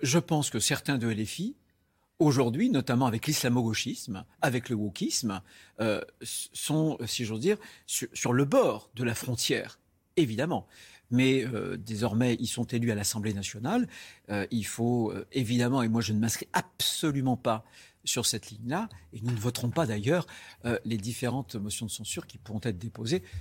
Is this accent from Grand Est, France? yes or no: no; Vendée, Pays de la Loire, France; chez moi en Vendée